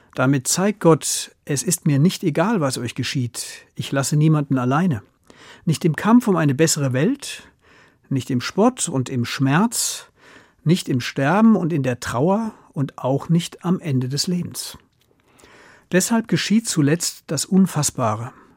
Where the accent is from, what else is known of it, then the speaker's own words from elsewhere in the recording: Germany; Bei uns in Deutschland